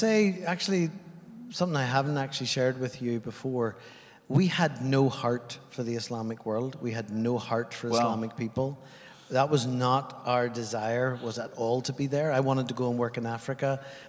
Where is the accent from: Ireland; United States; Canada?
Ireland; now in New Zealand; I come from Ireland, and I've been on the journey from Ireland for the last 30 years.